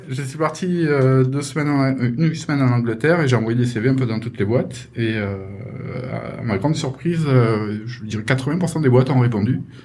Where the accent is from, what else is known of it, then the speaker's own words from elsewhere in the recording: France; moved away as an adult; also born or lived in London; je suis rentré chez moi, mais j'ai continué à travailler pour 2002 chez moi, en France.